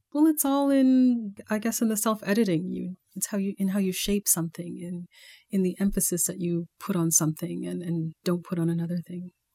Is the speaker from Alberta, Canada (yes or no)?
yes; Calgary, Alberta, Canada; moved away as an adult; also born or lived in Baltimore; growing up in Calgary in the eighties, it wasn't the most progressive place.